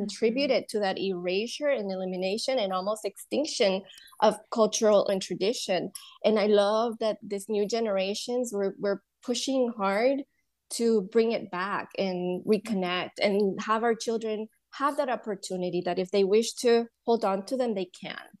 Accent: Honduras; moved away as an adult; also born or lived in Louisiana, United States; now in United States; I was born and raised in Honduras

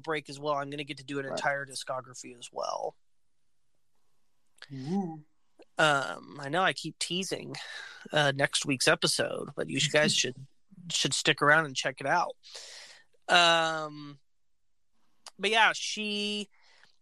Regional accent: Alabama, United States; I was born in Alabama

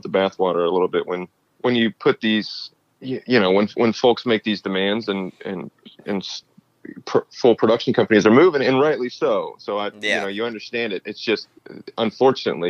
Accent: Conyers, Georgia, United States; my hometown of Conyers, Georgia

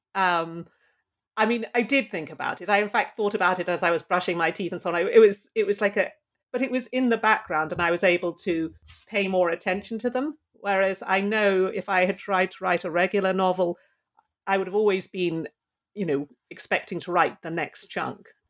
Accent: London, United Kingdom; now in Pittsburgh, United States; I grew up in London

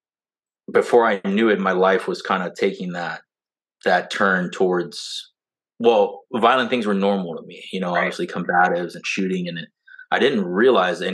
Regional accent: Southern California, United States; also born or lived in Orange Grove, Texas; now in Texas, United States; we're originally from Southern California

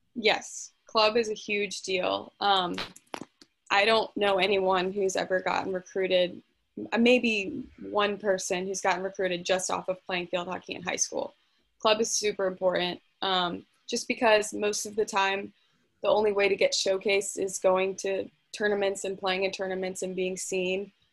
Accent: Fredericksburg, Virginia, United States; I'm from Fredericksburg, Virginia

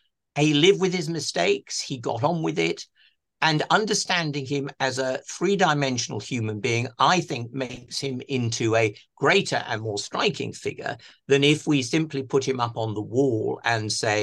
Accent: South East England, United Kingdom; I grew up in Kent. My parents were very steadfastly working class, sort of, or middle class, lower middle class Tories.

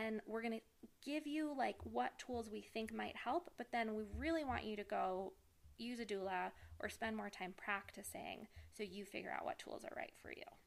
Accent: New York City, New York, United States; born and raised in New York City

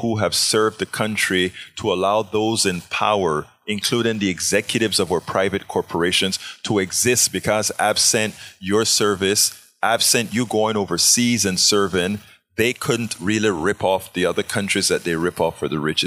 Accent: Panama; moved away; I'm from Panama

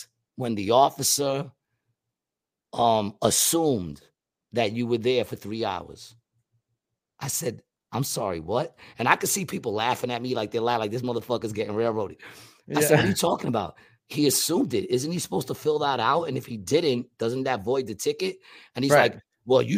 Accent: New York, United States; now in Atlantic City, United States; I'm from New York

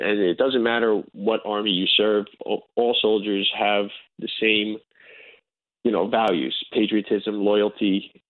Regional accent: United States; I'm basically an American Jew of Russian descent

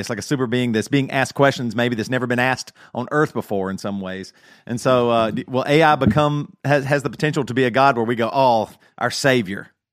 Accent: South Carolina, United States; moved away; I'm from South Carolina. All my family's in South Carolina, huge red state, very big Trump supporters. I have moved away.

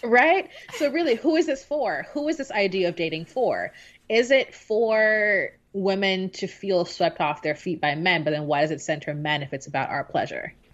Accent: Jamaica; moved away; growing up in Jamaica

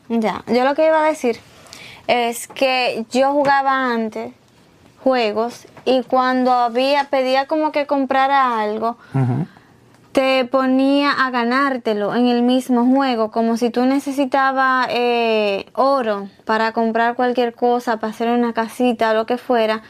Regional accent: Dominican Republic; moved away; yo crecí, ¿verdad? En mi niñez en República Dominicana.

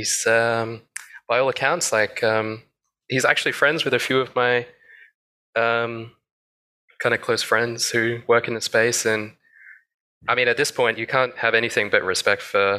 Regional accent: Australia; I'm from Australia

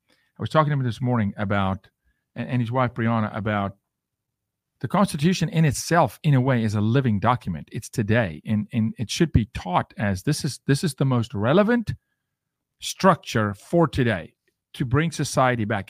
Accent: South Africa; now in United States; I'm from Africa.

